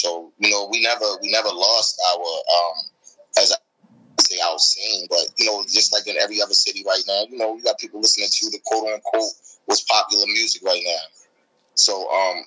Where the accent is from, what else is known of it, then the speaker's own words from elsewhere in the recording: Baltimore, Maryland, United States; we come from Baltimore